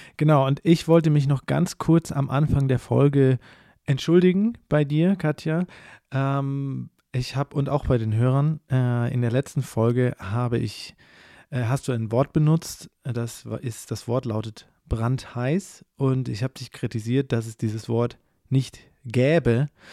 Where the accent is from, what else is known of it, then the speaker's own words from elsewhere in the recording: Southern Germany, Germany; ich komme aus dem Süden von Deutschland